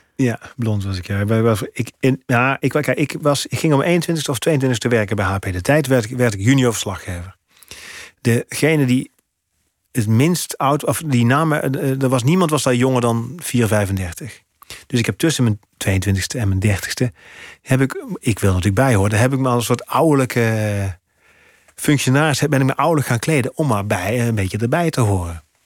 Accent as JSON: {"language": "Dutch", "town": "Gemert", "region": "North Brabant", "country": "Netherlands", "tie": "born or raised there", "accent": "zachte G", "moved": "as an adult", "lives_now": "Amsterdam, Netherlands", "said": "uit het Brabantse dorp waar ik vandaan kom"}